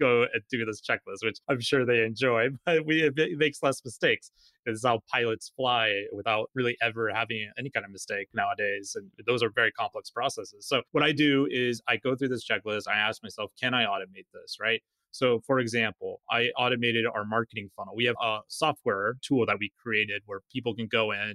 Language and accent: English; Alaska, United States; I'm from Alaska, you know, wide open spaces.